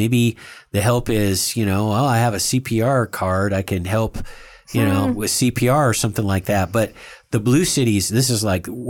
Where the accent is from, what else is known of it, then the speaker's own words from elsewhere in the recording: India; I'm Indian.